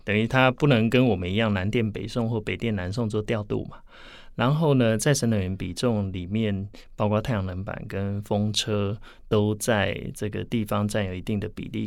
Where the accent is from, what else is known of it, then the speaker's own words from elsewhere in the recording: Taiwan; 在我们台湾这边